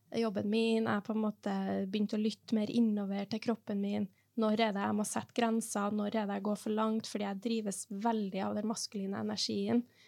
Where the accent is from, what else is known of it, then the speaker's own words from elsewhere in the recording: Norway; also born or lived in Trondheim; vi er norsk, vi bor i et lite land